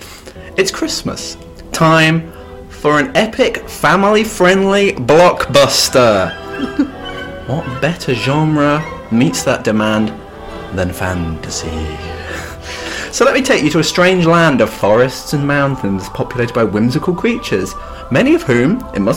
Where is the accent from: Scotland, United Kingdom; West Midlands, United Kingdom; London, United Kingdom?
West Midlands, United Kingdom; Birmingham; my hometown, Birmingham